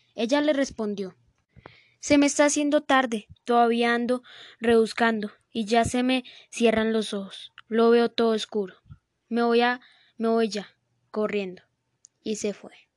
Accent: Colombia; en el norte de nuestro país, Colombia

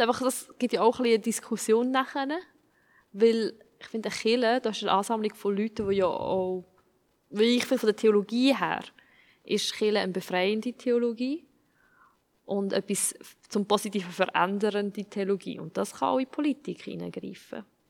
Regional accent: Switzerland; ich als Schweizerin bin

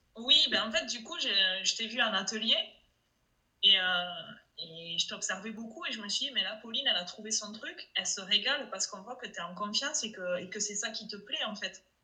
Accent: Toulouse, Occitania, France; accent: Toulouse; mon accent de Toulouse

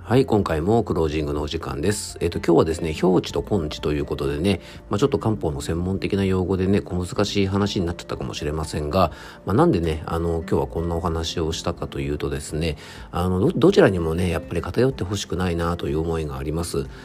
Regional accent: Isawa, Yamanashi, Japan; 僕の地元にあるですね伊沢健康ランド

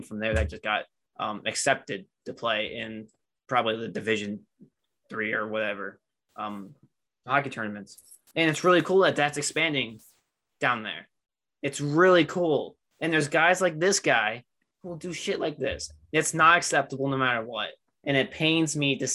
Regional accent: United States; I'm an American

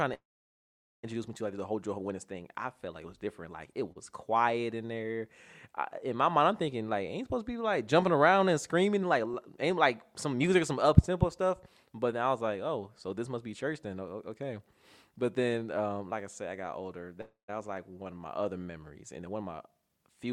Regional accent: Cleveland, Ohio, United States; Born and raised in Cleveland, Ohio

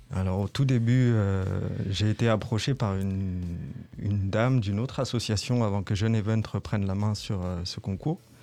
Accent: Reims, Grand Est, France; Je suis originaire de Reims, j'ai grandi dans les quartiers des Châtillons.

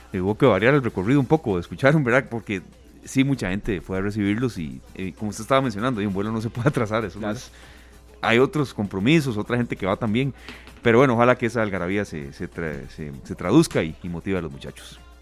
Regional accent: Costa Rica; somos los ticos

